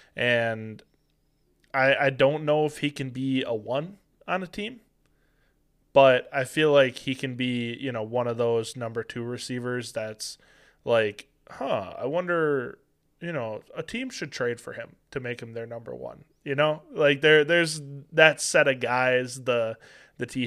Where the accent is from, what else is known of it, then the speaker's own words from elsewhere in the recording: Green Bay, Wisconsin, United States; born and raised in Green Bay